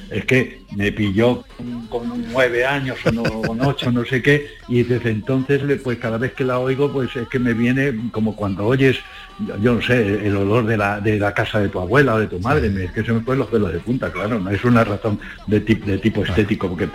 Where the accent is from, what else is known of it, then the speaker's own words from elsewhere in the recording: Cuba; moved away; una canción fantástica que cuando salí de Cuba